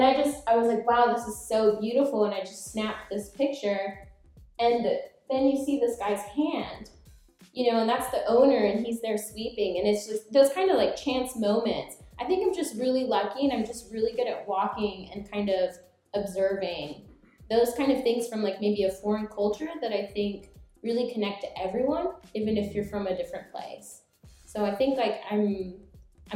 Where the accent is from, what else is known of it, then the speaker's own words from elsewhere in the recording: Oklahoma, United States; moved away as an adult; also born or lived in Japan; I'm from Oklahoma